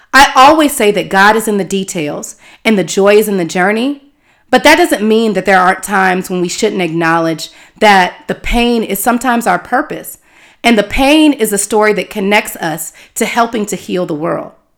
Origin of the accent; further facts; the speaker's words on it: Houston, Texas, United States; moved away as an adult; also born or lived in Tallahassee, Florida; now in California, United States; continuing my on-air experience in my hometown of Houston, Texas